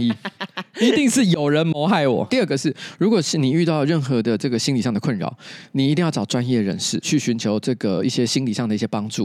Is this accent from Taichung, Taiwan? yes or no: no; Taipei, Taiwan; 我从小在台北长大